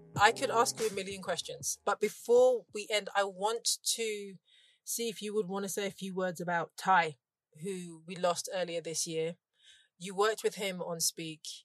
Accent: London, United Kingdom; as a Londoner, and we are probably the same age

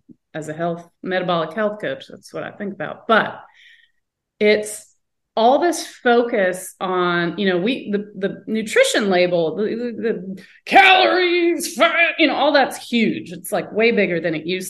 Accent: the South, United States; I grew up in the South, 70s and 80s

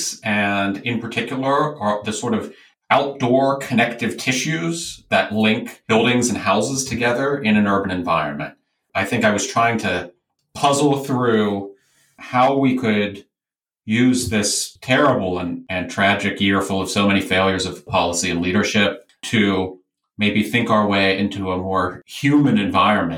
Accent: United States; as an American Jew

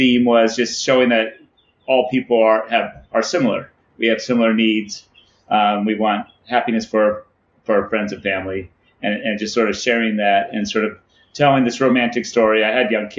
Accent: San Diego, California, United States; it's also like my hometown

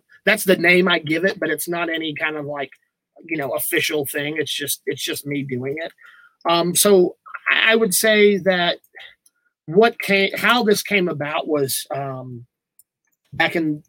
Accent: Bullard, Texas, United States; also born or lived in Tyler, Texas; I am a lifelong resident of this area, born here in Tyler. I grew up in Bullard, graduated from Bullard High School in 2007.

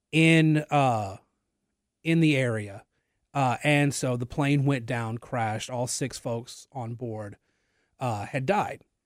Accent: Natchitoches, Louisiana, United States; now in Lafayette, United States; I am from Natchitoches, Louisiana

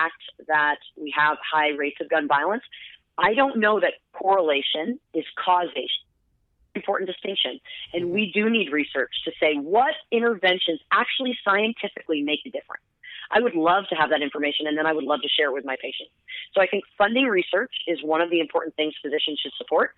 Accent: United States; I've been in practice in my hometown that I was born and raised in for 17 years

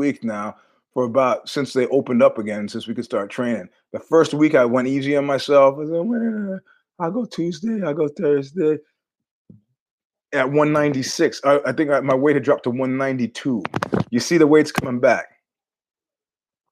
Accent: New York City, New York, United States; a New Yorker

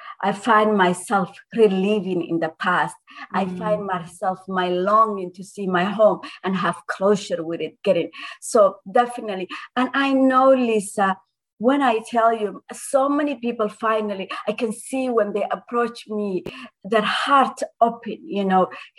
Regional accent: Ottawa, Ontario, Canada; I mean, like I said, you're from Ottawa, and I'm so grateful that someone from my hometown is interviewing me.

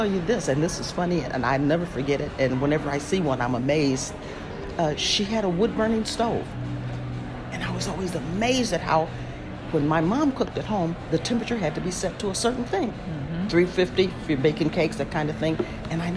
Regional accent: Chicago, Illinois, United States; Chicago, which is my hometown

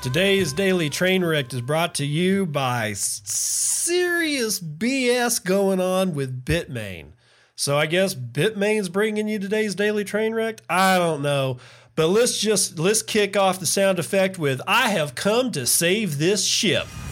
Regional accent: Texas, United States; I grew up in Texas

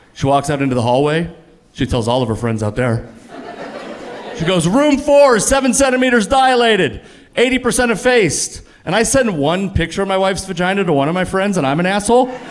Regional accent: the Northwest, Pacific Northwest, United States; I'm from the Northwest. Like, a lot of people look like me in the Northwest.

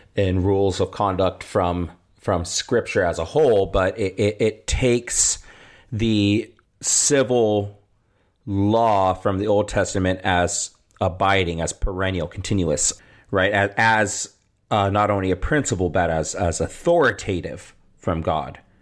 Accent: about an hour from Lodi, California, United States; now in Rock Valley, United States; just a little over an hour from where I grew up

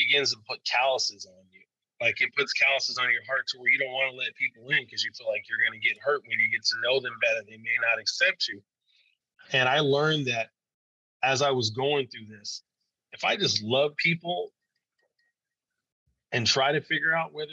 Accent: Arizona, United States; Growing up in Arizona was interesting

